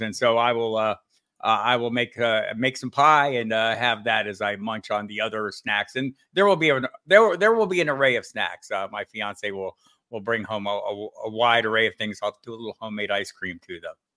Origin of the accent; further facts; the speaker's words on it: Tucson, Arizona, United States; I was one of the few natives of Tucson, Arizona